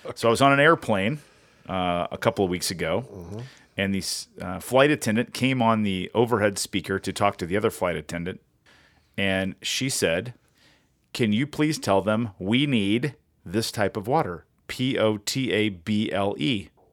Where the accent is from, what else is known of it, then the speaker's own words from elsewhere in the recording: United States; moved away; I grew up on the same river